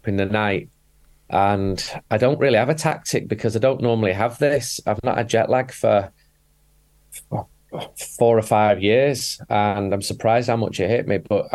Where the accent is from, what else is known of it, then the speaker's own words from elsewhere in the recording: Manchester, North West England, United Kingdom; I'm from Manchester.